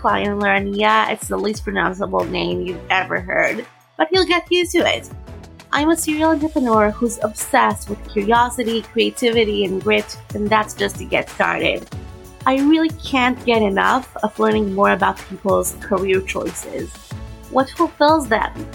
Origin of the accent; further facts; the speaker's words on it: Israel; accent: more reminiscent of like American English; also born or lived in United States; I grew up in Israel speaking mostly Hebrew, and most of my English is from reading